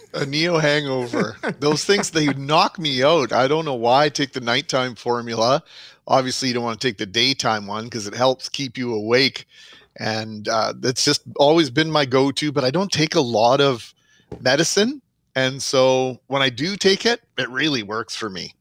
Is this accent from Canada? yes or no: yes; Winnipeg, Manitoba, Canada; also born or lived in Vernon, British Columbia; growing up in the West End